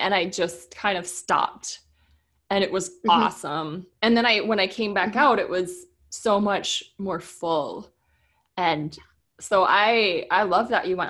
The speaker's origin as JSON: {"language": "English", "region": "Minnesota", "country": "United States", "tie": "born or raised there", "moved": "as an adult", "said": "Minnesota, where I grew up"}